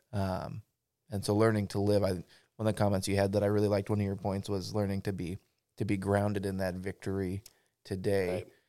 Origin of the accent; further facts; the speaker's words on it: Pacific Northwest, United States; I grew up in the Pacific Northwest